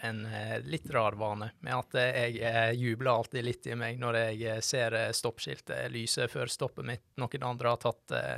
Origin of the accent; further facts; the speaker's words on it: Førde, Vestland, Norway; moved away as an adult; now in Bergen, Norway; Jeg er fra Førde. Sogn og Fjordane.